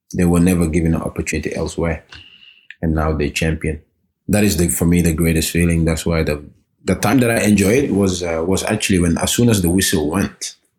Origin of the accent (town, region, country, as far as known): Norway; born or raised there; also born or lived in Gambia